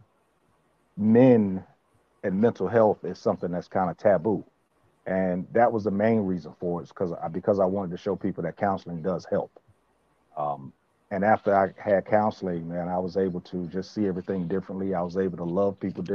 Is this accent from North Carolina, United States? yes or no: yes; Richlands, North Carolina, United States; also born or lived in Brooklyn, New York; I was born in Brooklyn, New York. I moved down to Richlands when I was in the third or fourth grade. Left for a moment, then came back for good